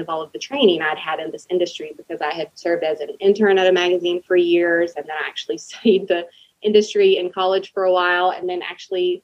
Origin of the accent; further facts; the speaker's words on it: Texas, United States; moved away as an adult; now in Nashville area, United States; I'm from Texas, but moved here about 7-8 years ago.